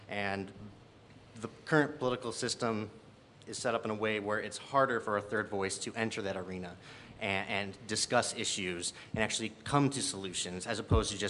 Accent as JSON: {"language": "English", "town": "Sycamore", "region": "Illinois", "country": "United States", "tie": "born or raised there", "also_born_or_lived": "DeKalb, United States", "lives_now": "Cortland, United States", "said": "I was born in DeKalb, raised in Sycamore, and now I own a home in Cortland."}